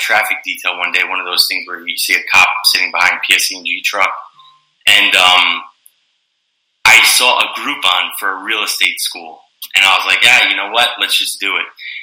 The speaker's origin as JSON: {"language": "English", "town": "Wood-Ridge", "region": "New Jersey", "country": "United States", "tie": "born or raised there", "said": "I'm born and raised in North Jersey, Bergen County"}